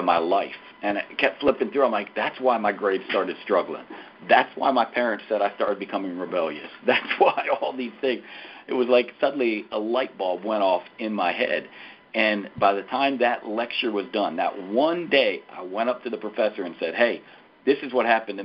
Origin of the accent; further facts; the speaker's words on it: Wilmington, Delaware, United States; now in Nashville, United States; I was born and raised in Wilmington, Delaware, which is a long ways from Nashville, Tennessee